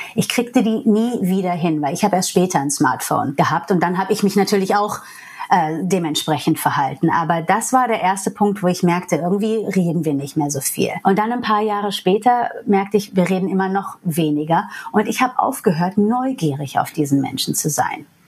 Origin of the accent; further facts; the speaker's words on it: New York, United States; first language English; German is a second language; moved away as an adult; now in Germany; ich bin Amerikanerin eigentlich. Englisch ist meine Muttersprache. Und in New York, wo ich herkomme